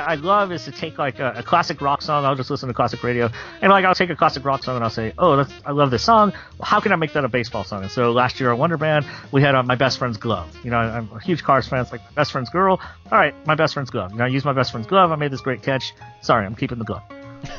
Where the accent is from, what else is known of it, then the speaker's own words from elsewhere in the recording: Louisiana, United States; moved away as an adult; now in Nashville, United States; growing up in Louisiana